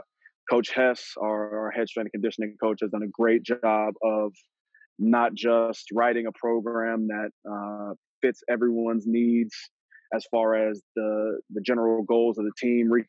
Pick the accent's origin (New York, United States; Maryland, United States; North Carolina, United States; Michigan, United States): North Carolina, United States; Wake Forest; also born or lived in Boston, Massachusetts / Virginia; So I moved to Wake Forest, North Carolina, in 2005. So I was originally born in Boston, Massachusetts, but, you know, I've been here longer than I was up there